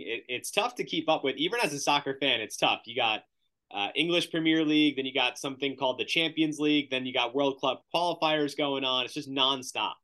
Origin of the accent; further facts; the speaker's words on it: United States; growing up in the United States